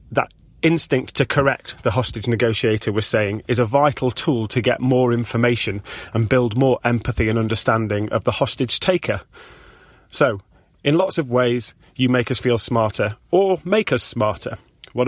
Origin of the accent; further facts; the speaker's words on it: Sheffield, Yorkshire and the Humber, United Kingdom; I'm from Sheffield, just on the edge of the Peak District.